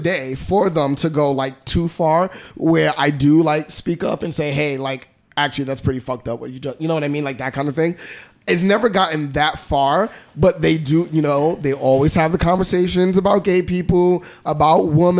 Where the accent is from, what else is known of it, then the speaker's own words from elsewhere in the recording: New York City, New York, United States; I'm from Brownsville. I'm from the hood